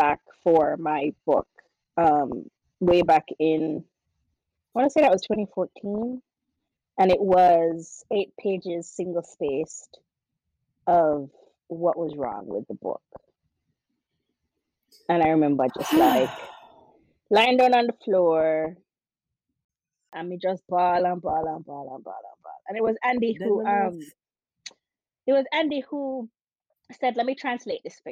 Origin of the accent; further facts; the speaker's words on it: Jamaica; we're both Jamaican mothers